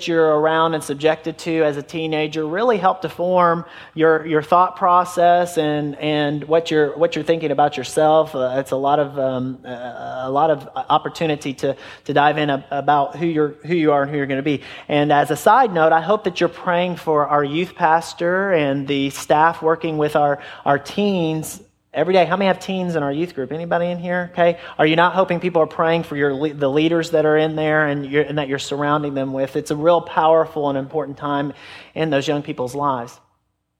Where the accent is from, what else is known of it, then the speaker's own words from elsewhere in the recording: Middle Tennessee, United States; also born or lived in Flint, Michigan / California / Georgia / Murfreesboro, Tennessee; we've been in Middle Tennessee since I was in kindergarten